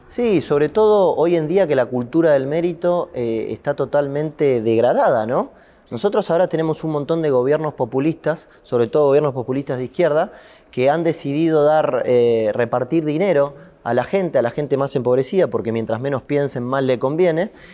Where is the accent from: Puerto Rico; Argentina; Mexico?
Argentina; los argentinos